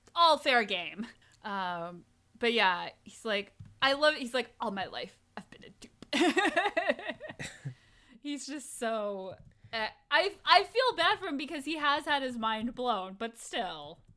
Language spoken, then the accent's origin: English; New England, Connecticut, United States; I grew up in New England. I lived in Connecticut